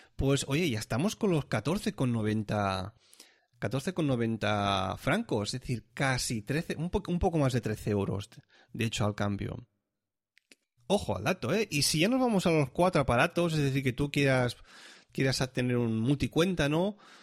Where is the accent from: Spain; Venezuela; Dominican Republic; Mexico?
Spain; Catalonia; now in Switzerland; yo ya nací en Cataluña